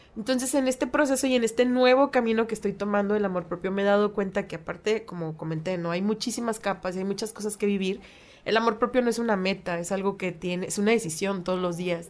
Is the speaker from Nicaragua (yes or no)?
no; Mexico; las dos estamos viviendo, y somos mexicanas